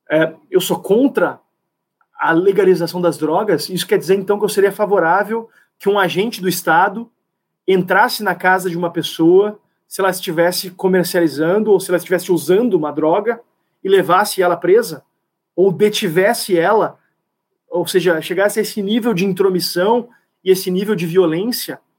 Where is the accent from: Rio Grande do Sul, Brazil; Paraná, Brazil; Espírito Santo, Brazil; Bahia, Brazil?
Rio Grande do Sul, Brazil